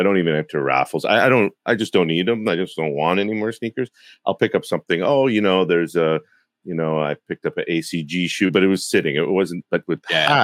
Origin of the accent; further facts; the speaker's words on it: Toronto, Ontario, Canada; Being in Canada, I'm from Toronto.